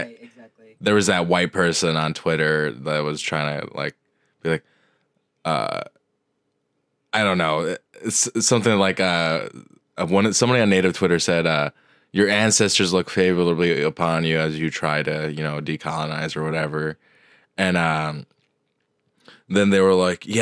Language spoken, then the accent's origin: English; Colorado, United States; I was born in Ute territory in the Rockies in Colorado.